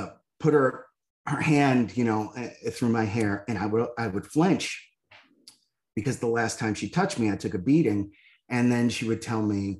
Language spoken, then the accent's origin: English; Northeast, United States; I grew up in the Northeast in a blue collar neighborhood